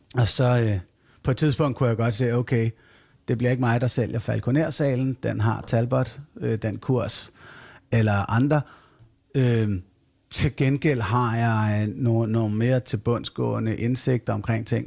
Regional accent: Fredensborg, Capital Region of Denmark, Denmark; Jeg voksede op i Fredensborg i Nordsjælland, i sådan en rigtig tryg middelklasse tilværelse

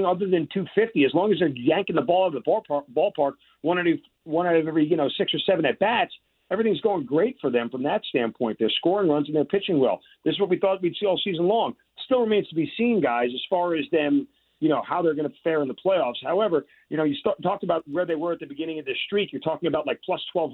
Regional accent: New York, United States; growing up in New York

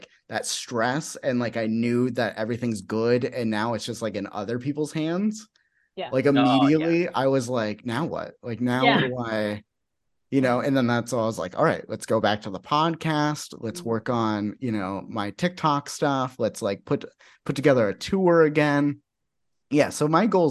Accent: Phoenix, Arizona, United States; I'm from Phoenix.

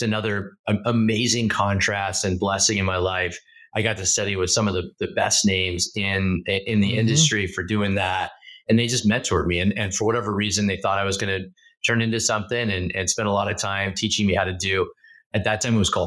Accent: Southern Oregon, United States; now in Bay Area, United States; growing up in Southern Oregon. I grew up in a really small rural town

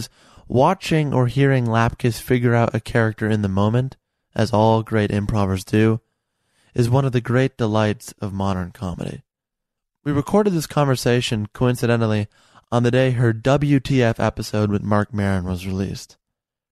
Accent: Chicago, Illinois, United States; also born or lived in Burr Ridge, Illinois; I grew up in part near the Midway Airport over there on the south side, and then in the suburbs like Burr Ridge, Cook County

